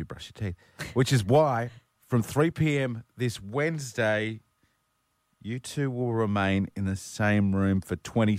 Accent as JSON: {"language": "English", "town": "Brisbane", "region": "Queensland", "country": "Australia", "tie": "born or raised there", "said": "the developer of this particular part of the gap in Brisbane where I grew up, he had two kids, Greg and Sue. I grew up on Greg Sue Court."}